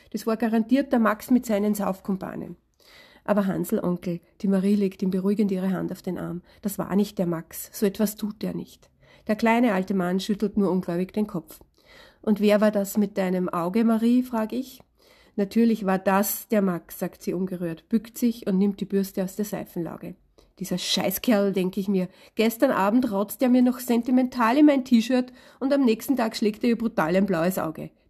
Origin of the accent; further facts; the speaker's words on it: Vienna, Austria; Ich bin eine Wiener Autorin mit Hang zum Salzburger Land